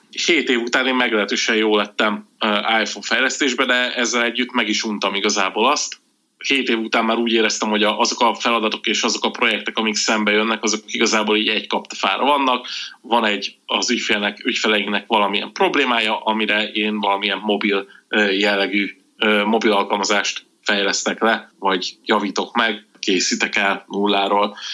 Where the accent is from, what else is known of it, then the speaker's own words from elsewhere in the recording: Budapest, Hungary; én Budapesten éltem egész életemben